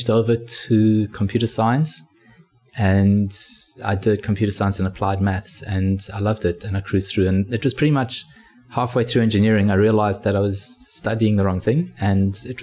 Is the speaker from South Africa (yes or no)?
yes; Johannesburg, Gauteng, South Africa; moved away as an adult; now in Australia; I was originally from Johannesburg in South Africa. I studied at Wits University computer science.